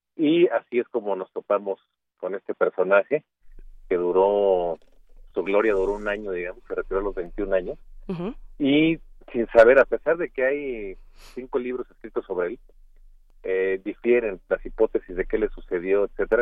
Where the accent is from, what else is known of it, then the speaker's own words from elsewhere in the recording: Mexico; como mexicanos, que no hay una gran tradición de ajedrez en nuestro país